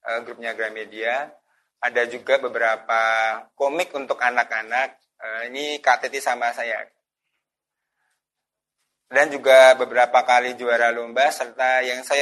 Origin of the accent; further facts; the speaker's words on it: Magelang, Central Java, Indonesia; Eh, asal saya dari kota Magelang, Jawa Tengah. Jadi saya masih tinggal di kota Magelang, Jawa Tengah.